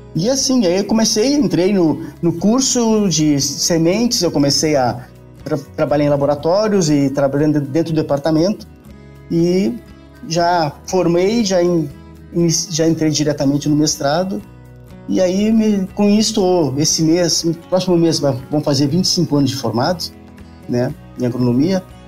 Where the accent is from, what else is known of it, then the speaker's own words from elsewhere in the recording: Pelotas, Rio Grande do Sul, Brazil; moved away as an adult; also born or lived in Bagé / Uruguaiana; now in Rio Verde, Brazil; eu sou o tipo gaúcho da fronteira, né? Porque nasci em Bagé, me criei em Uruguaiana, né? Depois, por um tempo, já com, na, na infância, ainda fui para Pelotas e fiquei lá uns 18 anos